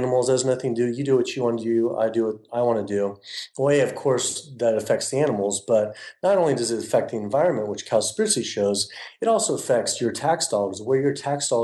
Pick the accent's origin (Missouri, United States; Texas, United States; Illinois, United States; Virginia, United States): Virginia, United States; I grew up in Virginia